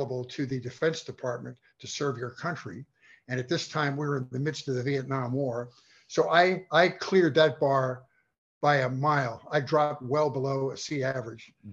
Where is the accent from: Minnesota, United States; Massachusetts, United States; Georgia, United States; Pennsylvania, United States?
Pennsylvania, United States; Philadelphia; moved away as an adult; also born or lived in Clarksburg, West Virginia; now in Los Angeles, United States; Born and raised in Philadelphia